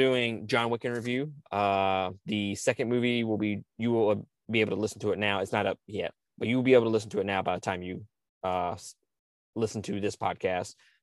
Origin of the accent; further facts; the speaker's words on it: Mississippi, United States; I'm from Mississippi